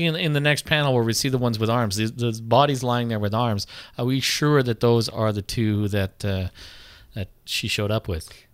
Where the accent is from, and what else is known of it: Canada